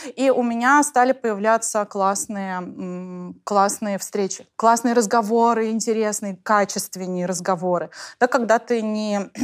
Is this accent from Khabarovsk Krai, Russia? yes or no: no; Tatarstan, Russia; я же из Татарстана